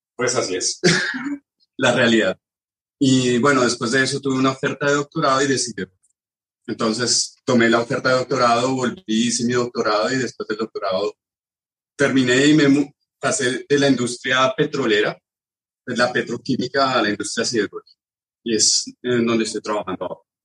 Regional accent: Colombia; moved away as an adult; now in France

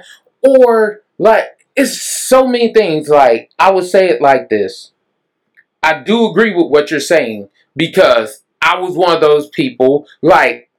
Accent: Dallas, Texas, United States; also born or lived in Mesquite, Texas / Oak Cliff, Dallas; I grew up in Pleasant Grove, and I lived in Mesquite, then moved to North Dallas, then moved back to Pleasant Grove, then stayed in Oak Cliff

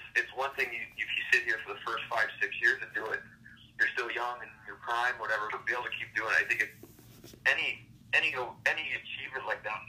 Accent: Seaforth, Ontario, Canada; now in Atlanta, United States; I'm from Seaforth, Ontario, which is 2,000 people. If someone asks me down here, where are you from? I say Southern Ontario, near London

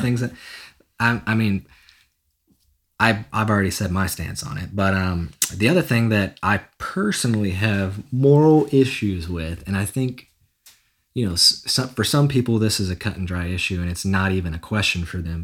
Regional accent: Nashville, Tennessee, United States; born and raised in Nashville, Tennessee, and uh, been here my entire life

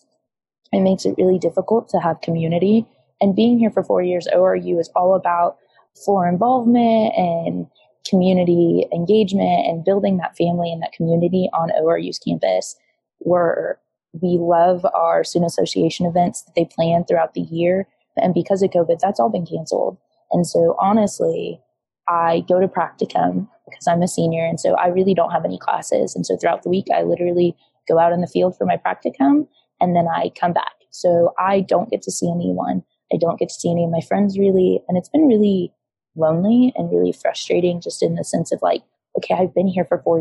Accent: Iowa, United States; moved away as an adult; now in Tulsa, United States; I actually live 8 hours away. I'm from Iowa

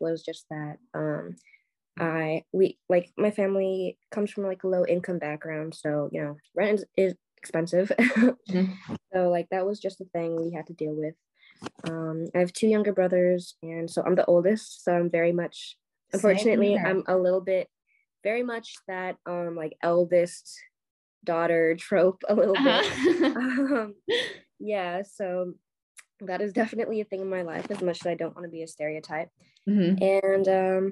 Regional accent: California, United States; also born or lived in Korea; now in New York, United States; I was born in Korea, raised in California, and now I'm living in New York

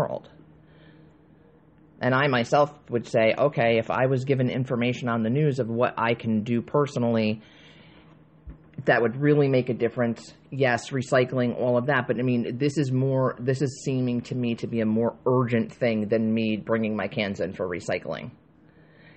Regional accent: United States; we as the American people

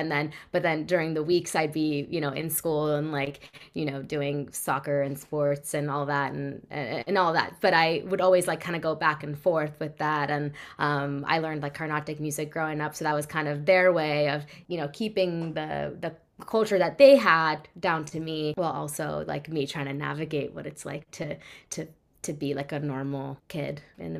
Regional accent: California, United States; Yes. Bay Area. Yeah. So I grew up in the Bay. Always been there.

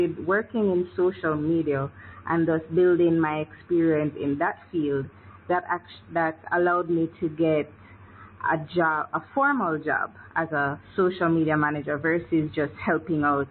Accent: Kingston, Jamaica; born or raised there

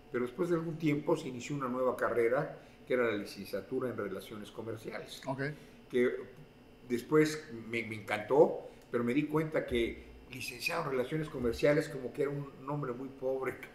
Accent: Mexico City, Mexico; moved away as an adult; also born or lived in Orizaba, Veracruz / Ciudad Juárez; now in Utah, United States; soy, originario de Orizaba, Veracruz, pero desde la edad de 5 o 6 años nos mudamos a, la Ciudad de México. Y ahí crecí

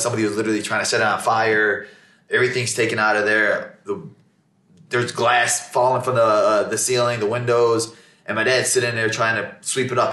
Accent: Chicago, Illinois, United States; growing up in Chicago in a Muslim household

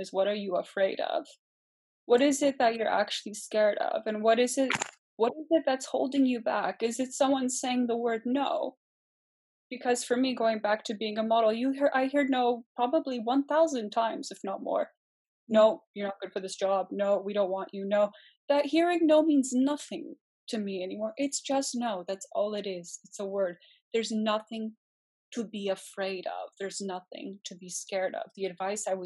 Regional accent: Canada; also born or lived in Germany / Poland (ancestry); I'm from a Polish background. I was born in Germany and emigrated to Canada when I was about a year old

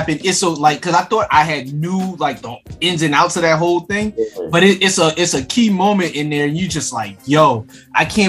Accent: Philadelphia, Pennsylvania, United States; I'm from Philly

